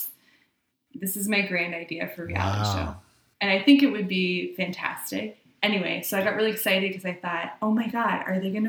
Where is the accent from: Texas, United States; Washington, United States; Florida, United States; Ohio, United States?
Ohio, United States; most of them are from like my hometown in Ohio